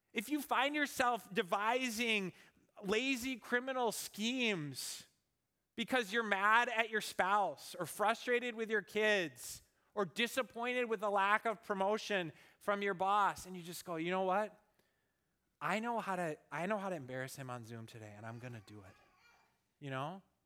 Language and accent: English; Minnesota, United States; I grew up in Minnesota